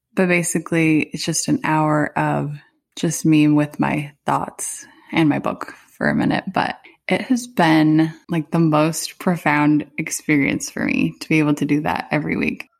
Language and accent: English; Arizona, United States; moved away as an adult; now in Hawaii, United States; we moved here in December from Arizona, where Arizona is where I had lived my whole life